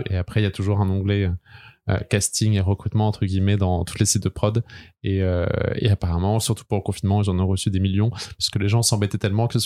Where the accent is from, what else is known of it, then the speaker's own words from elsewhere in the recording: Brest, Brittany, France; moved away as an adult; now in Paris, France; j'ai 27 ans, je viens de Bretagne, de Brest, mais je suis à Paris depuis maintenant 6 ans.